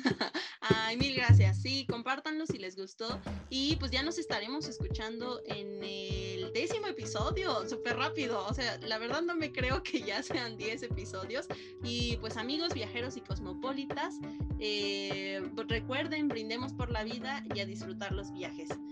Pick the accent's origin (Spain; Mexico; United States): Mexico; los mexicanos